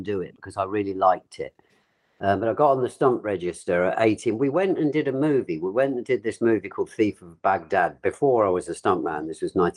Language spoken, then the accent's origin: English; Brighton, South East England, United Kingdom; I'm calling from Brighton, which is my hometown, down in the south of England, 50 miles south of London on the coast. I've never left here